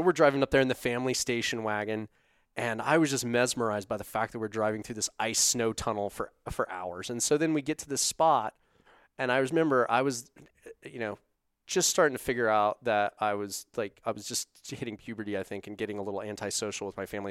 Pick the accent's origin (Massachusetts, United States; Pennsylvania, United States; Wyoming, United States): Wyoming, United States; Casper; now in Salt Lake City, United States; I grew up in Casper